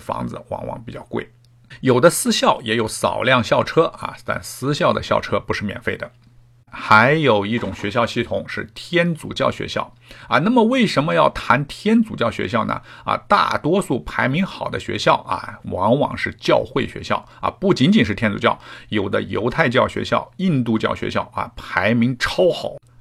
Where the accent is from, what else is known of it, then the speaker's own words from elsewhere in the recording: China; now in Canada; 那么我们中国人来了，反正是移民嘛